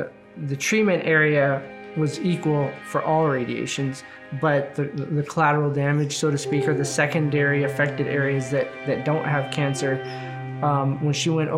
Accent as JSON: {"language": "English", "region": "Arizona", "country": "United States", "said": "being that we're from Arizona, if all things were equal, could we go to Mayo Clinic in Arizona? Since that's where we moved from, my mom lives there"}